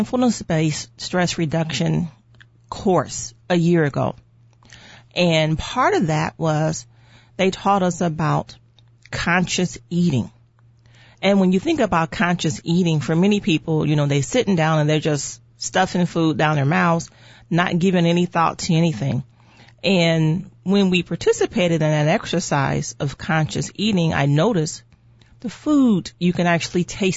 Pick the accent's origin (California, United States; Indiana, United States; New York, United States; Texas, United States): Indiana, United States; Gary; I'm from Northwest Indiana. I was born and raised in Gary, Indiana.